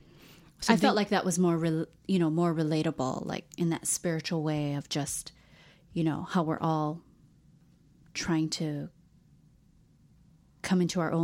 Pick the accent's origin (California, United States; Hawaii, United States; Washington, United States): Hawaii, United States; And I think, too, like when you're born and raised in Hawaii, you don't realize you're Asian.